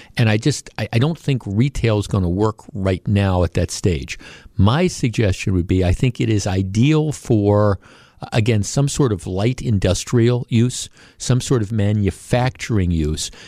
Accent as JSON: {"language": "English", "town": "Glendale", "region": "Wisconsin", "country": "United States", "tie": "born or raised there", "said": "when I was a kid growing up in Glendale"}